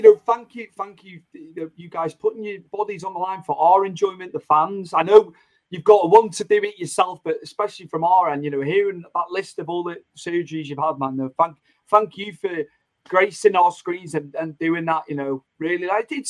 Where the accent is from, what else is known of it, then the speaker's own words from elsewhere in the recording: Rockford, Illinois, United States; I'm from Rockford, and that's where I went to see you guys.